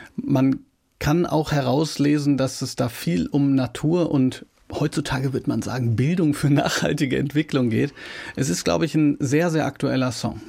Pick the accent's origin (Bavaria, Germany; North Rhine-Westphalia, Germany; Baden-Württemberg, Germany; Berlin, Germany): North Rhine-Westphalia, Germany; Ruhr area; now in Baden, Germany; ich wohne ja im Badischen, ich komme aus dem Ruhrgebiet.